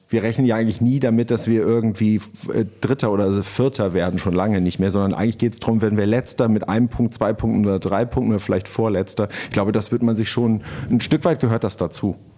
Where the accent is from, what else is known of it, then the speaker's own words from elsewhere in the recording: Pinneberg district, Schleswig-Holstein, Germany; also born or lived in Hamburg; ich bin ja im Kreis Pinneberg aufgewachsen